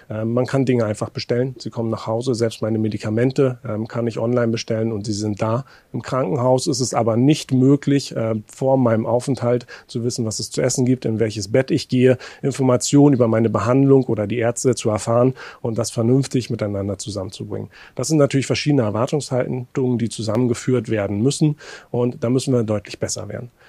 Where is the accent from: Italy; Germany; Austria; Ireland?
Germany; Mecklenburg-Vorpommern; Ich komme aus einer Region, aus Mecklenburg-Vorpommern, wo wir eine hohe Überalterung haben